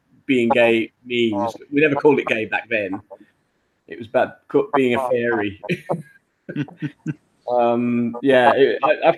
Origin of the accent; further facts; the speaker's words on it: London, United Kingdom; also born or lived in Wimbledon, London; I was born in Wimbledon, southwest London, and I lived my life so far in Balham. That's where I grew up.